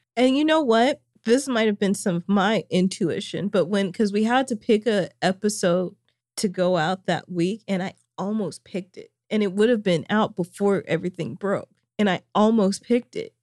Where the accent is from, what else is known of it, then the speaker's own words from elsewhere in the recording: Springdale, Arkansas, United States; my hometown of Springdale, Arkansas